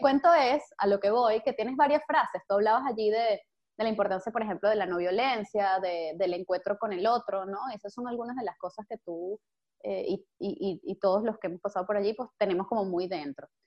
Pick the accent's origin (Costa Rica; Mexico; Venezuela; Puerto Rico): Venezuela; now in Spain; nuestro ahora como venezolanos, que estamos todos por ahí regados